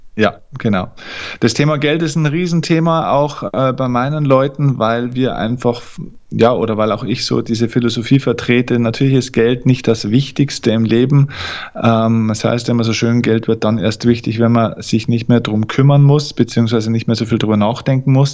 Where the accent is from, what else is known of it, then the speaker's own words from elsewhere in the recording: Germany; bei uns in Deutschland